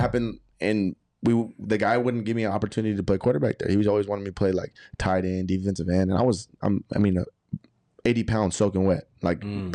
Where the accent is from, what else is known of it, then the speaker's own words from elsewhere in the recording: Arlington, Texas, United States; moved away; also born or lived in California; I was born and raised in Arlington, Texas